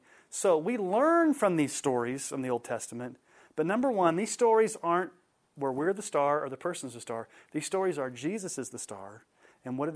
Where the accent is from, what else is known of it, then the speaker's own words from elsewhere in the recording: Houston, Texas, United States; now in Colorado, United States; I grew up in Houston